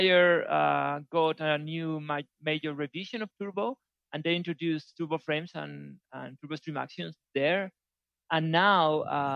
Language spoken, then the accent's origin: English; Spain; also born or lived in Valencia; a Spanish programmer who lives in Valencia, in Spain.